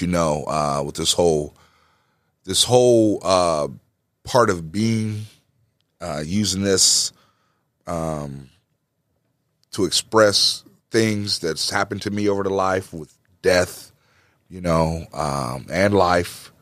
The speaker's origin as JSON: {"language": "English", "town": "East Moline", "region": "Illinois", "country": "United States", "tie": "born or raised there", "also_born_or_lived": "Jackson, Mississippi", "said": "I grew up in East Moline. We moved, uh, from Jackson, Mississippi when I was three years old"}